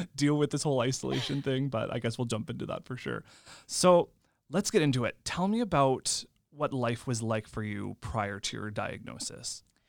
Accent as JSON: {"language": "English", "town": "Lemberg", "region": "Saskatchewan", "country": "Canada", "said": "I'm originally from Lemberg, which is about, I think it's about forty-five minutes away from Yorked"}